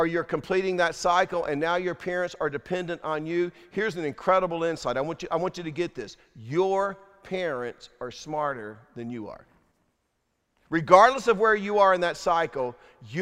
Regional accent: Durham, North Carolina, United States; we grew up in Durham, North Carolina, dirt poor

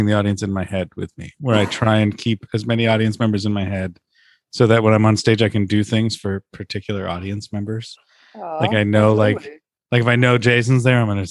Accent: Canada; I'm Canadian.

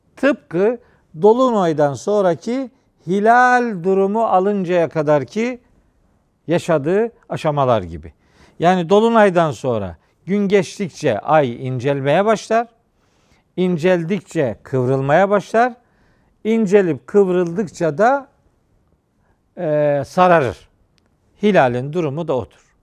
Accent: Trabzon, Turkey; bizim Trabzon'da, Doğu Karadeniz'de filan çocukluğumda

